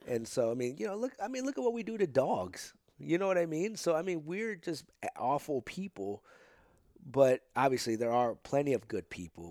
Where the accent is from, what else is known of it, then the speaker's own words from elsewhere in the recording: St. Louis, Missouri, United States; also born or lived in Potosi; I got here, um, when I was three